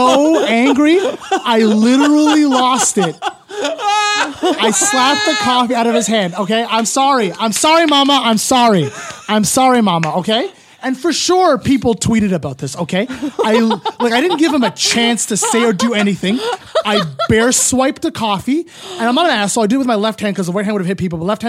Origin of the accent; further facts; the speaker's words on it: Ottawa, Ontario, Canada; I'm from Ottawa in the burbs.